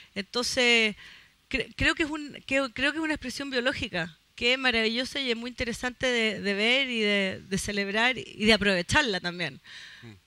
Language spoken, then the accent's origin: Spanish; Chile; como somos chilenos